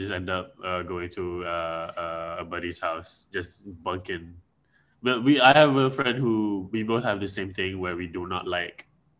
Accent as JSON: {"language": "English", "country": "Malaysia", "said": "I'm from Malaysia."}